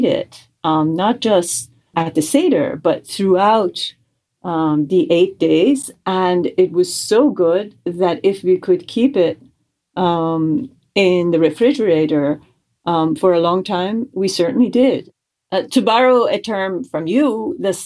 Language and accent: English; Tehran, Tehran Province, Iran; now in United States; I was born and raised in Tehran, Iran, in a Jewish family. And I emigrated to the United States in 1985